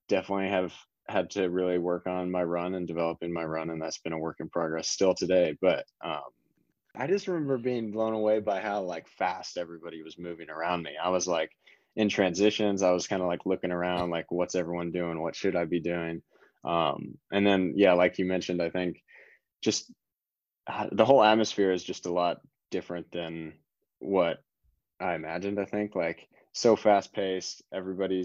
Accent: Indiana, United States; moved away; I grew up in Indiana and in the state of Indiana in the United States

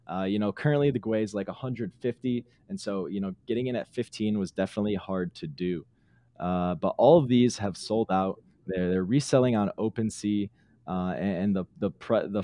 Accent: Detroit, Michigan, United States; I'm from Detroit, just outside of Detroit

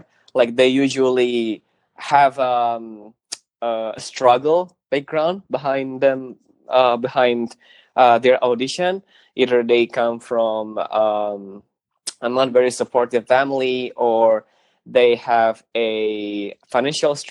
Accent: Jakarta, Indonesia; also born or lived in Bali; in Jakarta, where I live, my hometown

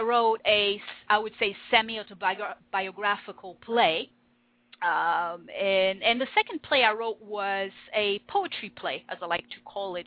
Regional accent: France; first language French; English is a second language; moved away as an adult; now in Winnipeg, Canada; I was born in France. Um, I lived in France most of my life. I studied there, and when I was 25, I decided to move

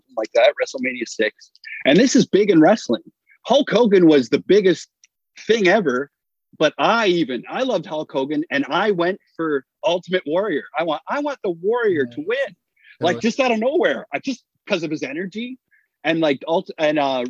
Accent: Hamilton, Ontario, Canada; my hometown, Hamilton, Ontario

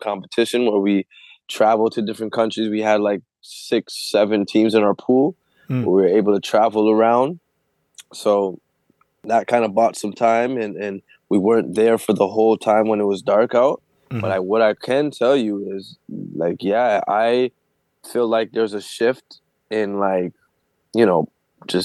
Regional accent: Canada; I'm from Canada

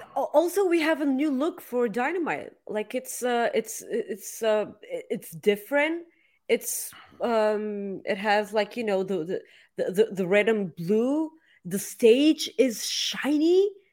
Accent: Bulgaria; accent: Bulgarian; English is a second language

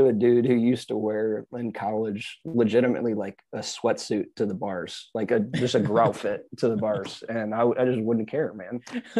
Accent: Michigan, United States; now in Austin, United States; I'm from Michigan. I'm used to being in the ice and snow.

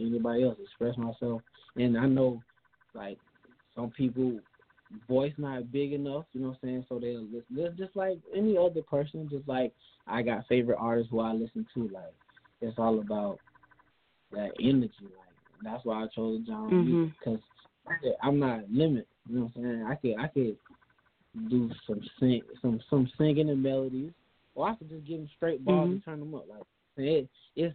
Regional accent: Darien, Georgia, United States; I'm from Darien, Georgia, a small town just outside, just inside of Georgia, like on the coastline

